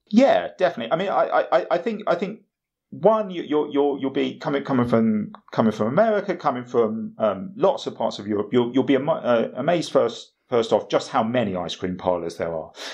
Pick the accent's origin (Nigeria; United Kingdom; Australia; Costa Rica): United Kingdom; as a British person